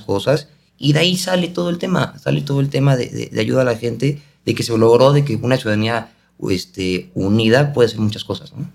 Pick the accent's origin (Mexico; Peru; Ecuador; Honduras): Mexico